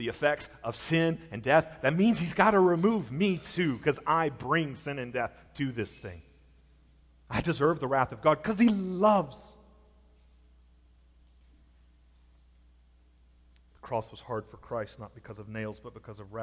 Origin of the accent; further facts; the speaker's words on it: Alabama, United States; I'm from Alabama